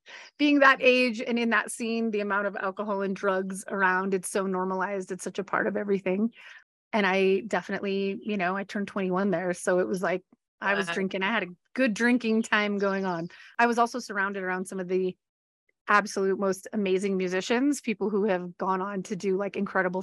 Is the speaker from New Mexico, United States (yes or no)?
yes; Albuquerque, New Mexico, United States; now in Colorado, United States; growing up in Albuquerque, New Mexico